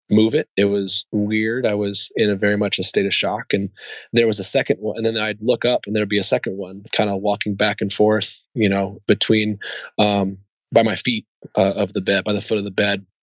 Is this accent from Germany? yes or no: yes; Germany; born there; Yeah, so I, I was born in Germany.